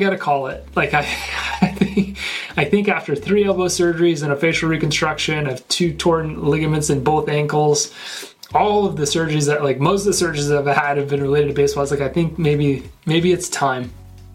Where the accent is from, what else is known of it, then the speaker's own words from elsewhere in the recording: Northwest Arkansas, United States; born and raised in Northwest Arkansas